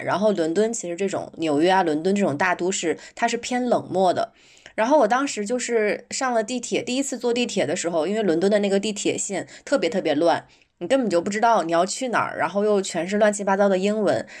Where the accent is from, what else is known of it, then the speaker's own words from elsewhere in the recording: Northeast China, China; moved away as an adult; also born or lived in London; 因为我是东北人，我在家的时候，如果说路上碰到一个人啊，什么遇到问题，我就会主动去围过去帮他